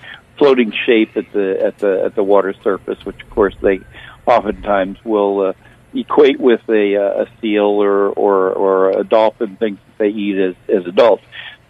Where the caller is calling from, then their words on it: Florida, United States; I'm calling from Florida